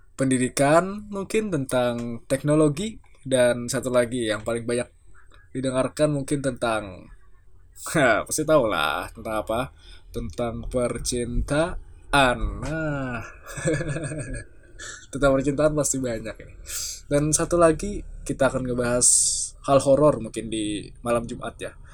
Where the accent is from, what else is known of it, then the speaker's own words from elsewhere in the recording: South Kalimantan, Indonesia; asal gua dari Kalimantan Selatan.